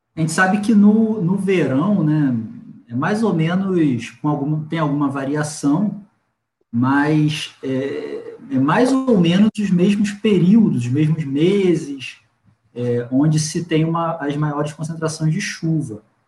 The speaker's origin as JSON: {"language": "Portuguese", "town": "Cabo Frio", "region": "Rio de Janeiro", "country": "Brazil", "said": "eu sou de Cabo Frio, né? É a região que menos chove aqui do estado."}